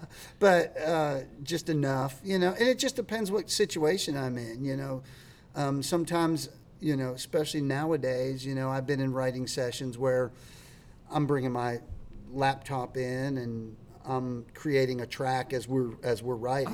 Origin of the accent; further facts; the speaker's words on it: Latrobe, Pennsylvania, United States; moved away as an adult; now in Nashville, United States; a town called Latrobe. It's about an hour out of Pittsburgh